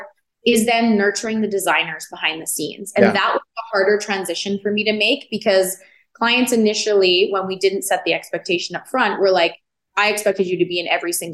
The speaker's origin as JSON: {"language": "English", "town": "Edmonton", "region": "Alberta", "country": "Canada", "tie": "born or raised there", "moved": "yes", "lives_now": "Calgary, Canada", "said": "I'm originally born and raised in Edmonton, but I've been in Calgary now just as long as I was in Edmonton."}